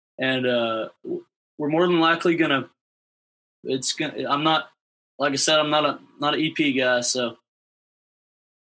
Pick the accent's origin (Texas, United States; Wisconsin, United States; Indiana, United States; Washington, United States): Texas, United States; Abilene; I'm from the Abilene area